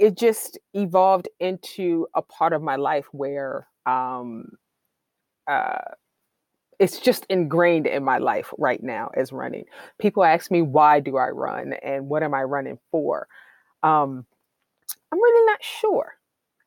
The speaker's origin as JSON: {"language": "English", "town": "Washington", "region": "District of Columbia", "country": "United States", "moved": "yes", "lives_now": "New York City, United States", "said": "I'm originally from Washington, D.C."}